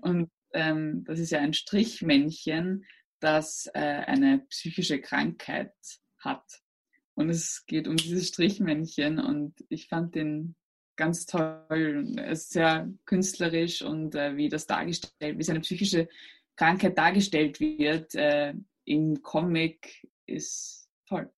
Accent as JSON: {"language": "German", "region": "Burgenland", "country": "Austria", "tie": "born or raised there", "said": "Ich bin äh, aus Österreich und zwar aus dem Burgenland"}